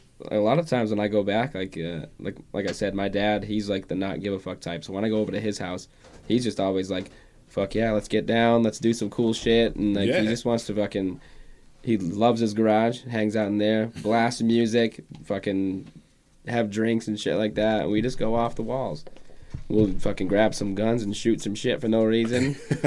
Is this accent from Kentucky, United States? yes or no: no; Eastbrook, Maine, United States; Eastbrook. Little tiny town called Eastbrook.